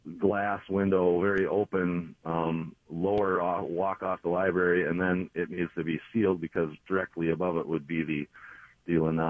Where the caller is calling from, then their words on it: Minnesota, United States; I'm calling down by in southern Minnesota, down by Owatonna.